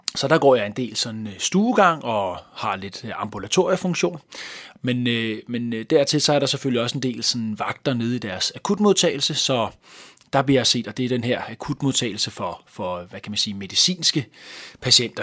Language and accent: Danish; Hvidovre, Capital Region of Denmark, Denmark; accent: Copenhagen Vestegn accent; also born or lived in Hellerup / Valby / Nørrebro; den københavnske Vestegn, det er jo der, hvor jeg har hjemme, nærmere øh, omkring øh, Hvidovre